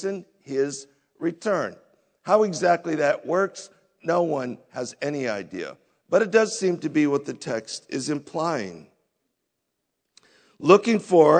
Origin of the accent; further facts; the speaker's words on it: United States; we as American Christians